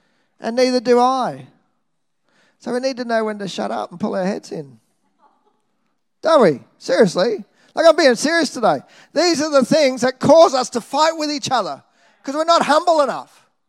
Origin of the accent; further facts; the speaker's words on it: Nambour, Queensland, Australia; Whether it's the church I grew up in Nambour, Salvation Army, and the love and encouragement I received there, whether it's the church I went to when I moved to Brisbane, North Brisbane Salvation Army